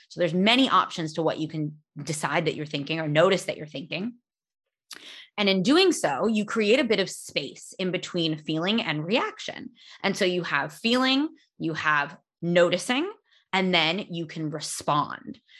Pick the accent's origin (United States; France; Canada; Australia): United States; California; I'm from California.